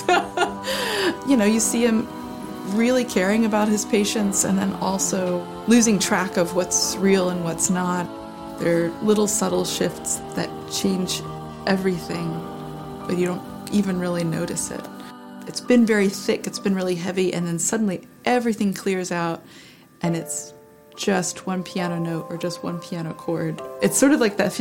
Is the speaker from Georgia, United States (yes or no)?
no; Greenville, North Carolina, United States; I grew up in Greenville, North Carolina